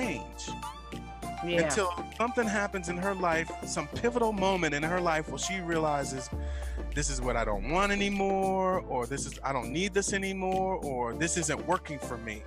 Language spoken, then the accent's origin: English; United States; moved away; as an American